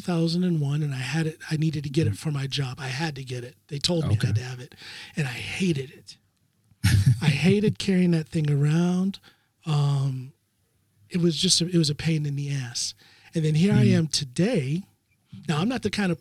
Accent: Ohio, United States; moved away as an adult; I'm born and raised in Ohio.

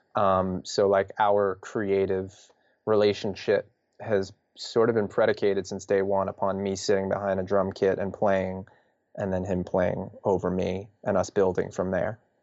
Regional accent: New York, United States; we're from New York

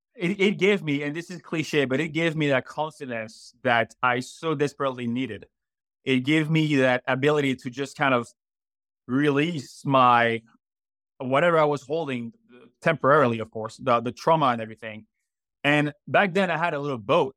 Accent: Martinique; accent: French; English is a second language; moved away as an adult; also born or lived in Florida / France; now in Greer, United States; I was raised in Martinique until the age of 19.

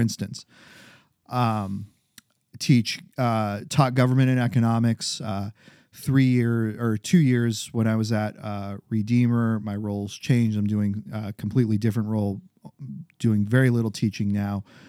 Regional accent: New Hampshire, United States; now in Maryland, United States; growing up in New Hampshire, coming down to Baltimore

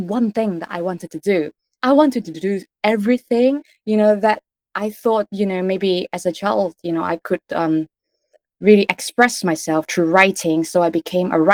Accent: Kuala Lumpur, Malaysia; moved away; I grew up with undiagnosed ADHD in a part of Asia called Kuala Lumpur, Malaysia

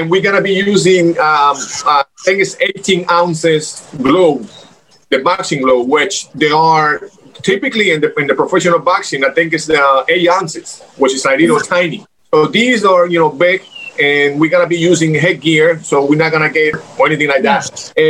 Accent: Miami, Florida, United States; also born or lived in Cuba / Los Angeles; You know, I'm original, you know, I'm Cuban. I was born in Cuba, raised in Miami, then went to LA, came back a couple years ago.

